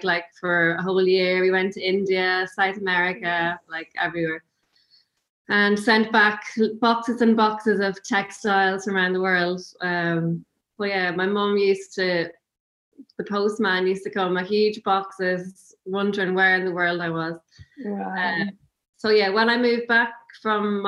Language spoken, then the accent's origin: English; Cavan, County Cavan, Ireland; also born or lived in London; now in County Louth, Ireland; I'm originally from Cavan, but we moved to County Louth, just along the coast